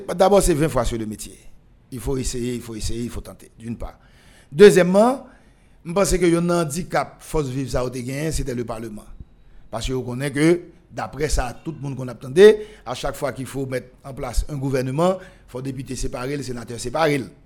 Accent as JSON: {"language": "French", "country": "Haiti"}